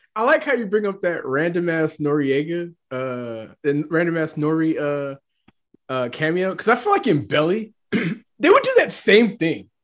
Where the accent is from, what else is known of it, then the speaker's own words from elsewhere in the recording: Nashville, Tennessee, United States; also born or lived in New York; i grew up in Nashville